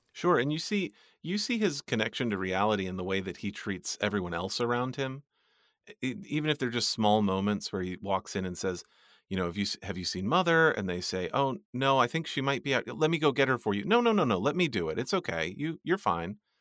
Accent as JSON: {"language": "English", "country": "United States", "said": "I'm an American"}